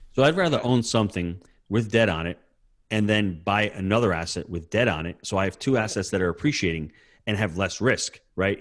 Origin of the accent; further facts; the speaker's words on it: New York, United States; being a New Yorker